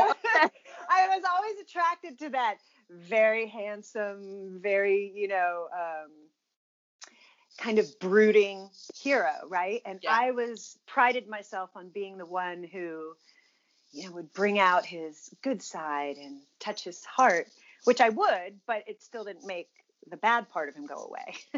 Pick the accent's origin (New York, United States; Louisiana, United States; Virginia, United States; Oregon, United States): Virginia, United States; I grew up in Virginia.